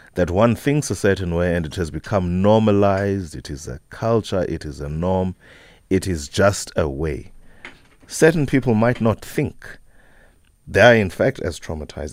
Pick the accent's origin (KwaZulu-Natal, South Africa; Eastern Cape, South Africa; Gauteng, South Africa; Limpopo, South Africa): Eastern Cape, South Africa; Whittlesea; the area from which I grew up, eh, Wittelsie